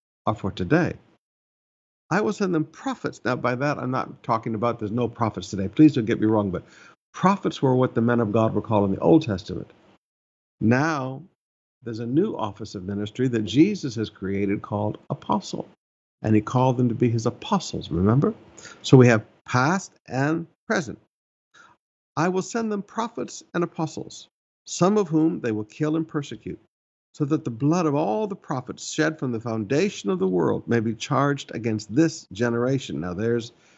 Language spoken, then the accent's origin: English; Alabama, United States; moved away; I grew up in Alabama for a season of my life